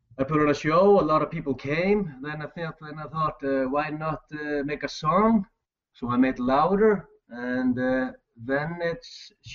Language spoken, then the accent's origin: English; Iceland; I am from Iceland, a tiny country in Europe. 300,000 people live here.